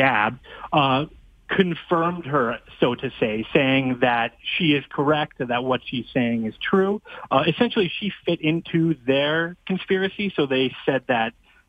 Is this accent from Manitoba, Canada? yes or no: no; Fort Saskatchewan, Alberta, Canada; my hometown of Fort Saskatchewan